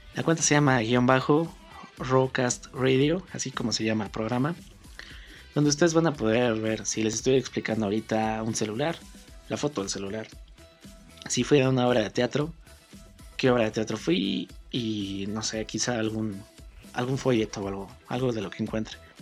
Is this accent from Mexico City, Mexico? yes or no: yes; Mexico City, Mexico; soy mexicano originario de la Ciudad de México